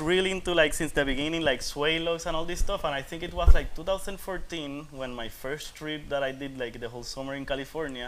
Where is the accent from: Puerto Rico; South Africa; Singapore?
Puerto Rico; I'm from Puerto Rico and I'm here